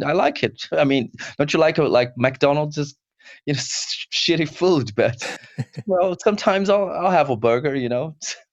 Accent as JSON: {"language": "English", "region": "São Paulo", "country": "Brazil", "moved": "yes", "lives_now": "United Kingdom", "said": "I'm not from the UK. I'm from Brazil, São Paulo, Brazil"}